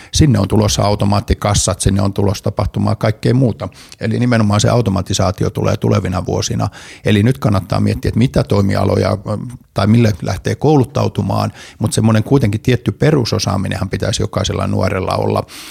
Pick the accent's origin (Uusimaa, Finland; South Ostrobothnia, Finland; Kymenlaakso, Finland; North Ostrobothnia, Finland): Kymenlaakso, Finland; Kotka; moved away; mä oon kotkalainen ja Kotkasta kotosi on edelleen kakkoskoti siellä. Ja 60-luvulla, kun siellä pikkuskidinä heilu